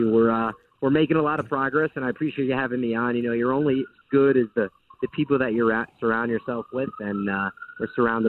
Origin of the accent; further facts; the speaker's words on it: Long Island, New York, United States; I'm from Long Island, yep.